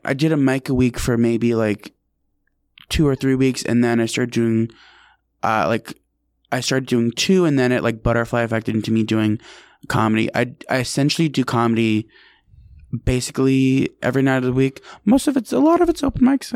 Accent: Albany, New York, United States; now in New York City, United States; I'm from Albany, New York

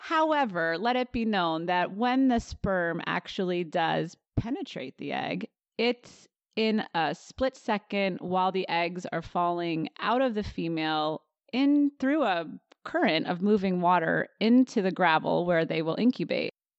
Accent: right outside of New Haven, Connecticut, United States; moved away as an adult; now in Olympia, United States; I was born and raised in Connecticut, right outside of New Haven, on a horse farm, actually

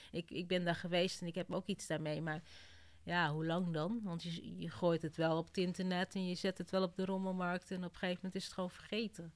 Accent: Kenya; moved away; Ik kom uit Kenia

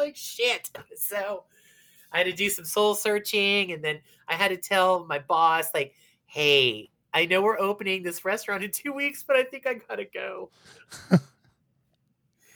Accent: Beaver Falls, Pennsylvania, United States; moved away; also born or lived in San Francisco / New York; I do come from the one little teeny tiny town that has some clout because I come from the same town as Joe Namath. You know, so people know somehow about Beaver Falls

